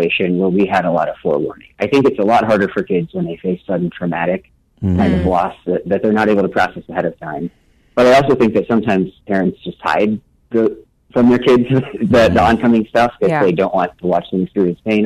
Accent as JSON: {"language": "English", "region": "Nebraska", "country": "United States", "tie": "born or raised there", "also_born_or_lived": "St. Louis, Missouri", "moved": "as an adult", "lives_now": "Rockford, United States", "said": "I grew up in Nebraska"}